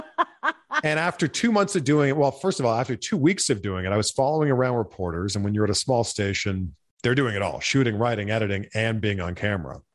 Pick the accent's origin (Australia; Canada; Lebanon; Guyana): Canada; growing up in Canada